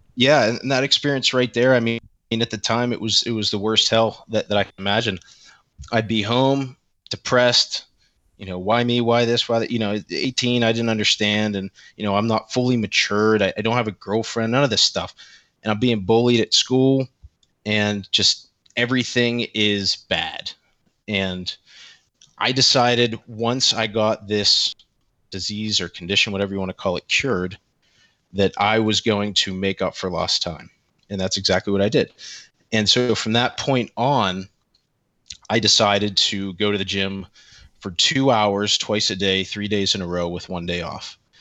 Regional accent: Central Pennsylvania, United States; I am a twenty-nine-year-old male from Central P A. I grew up here, I live here

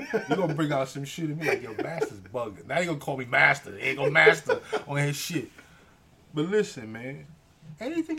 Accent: New York City, New York, United States; We're not just from the Bronx

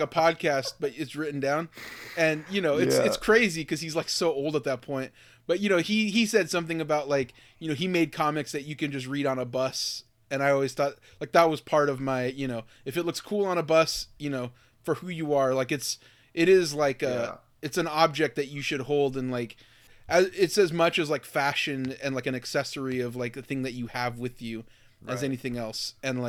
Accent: Miami, Florida, United States; growing up in Miami, Florida, where you're just surrounded by those people

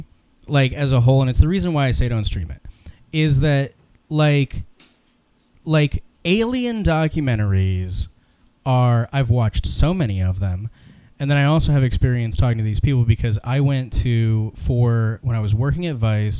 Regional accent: Ohio and Illinois, Midwest, United States; I grew up in Ohio and Illinois

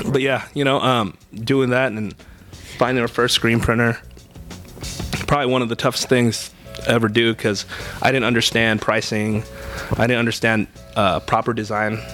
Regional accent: Bay Area, California, United States; we're both from the Bay Area

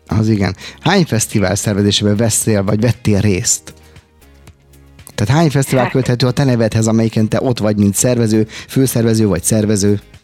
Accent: Budapest, Hungary; Én angyalföldi gyerek vagyok originálisan 1970 óta, ugye ott a Dagály és a környékén éltem az életet

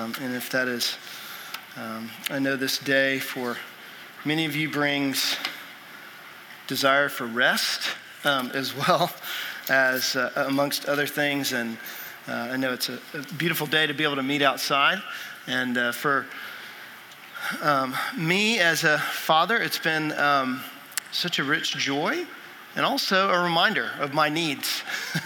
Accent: Texas, United States; I'm from Texas, and I grew up a huge Rangers fan

